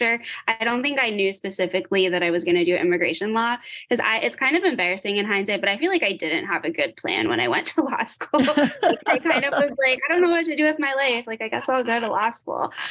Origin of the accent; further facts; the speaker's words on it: Lancaster County, Pennsylvania, United States; I grew up in Lancaster County, Pennsylvania